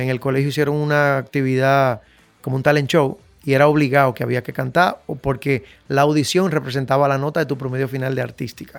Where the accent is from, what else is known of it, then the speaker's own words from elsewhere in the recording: Dominican Republic; Yo me crié en Invivienda por la Chale de Gol